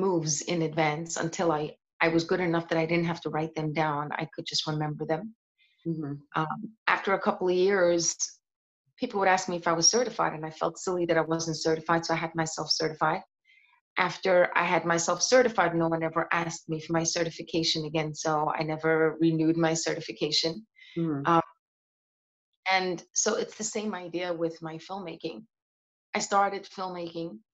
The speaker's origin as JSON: {"language": "English", "town": "New York City", "region": "New York", "country": "United States", "tie": "born or raised there", "said": "I grew up in Seagate"}